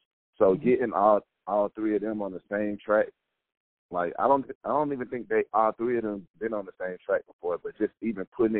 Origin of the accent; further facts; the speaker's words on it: Atlanta, Georgia, United States; since we're all from Atlanta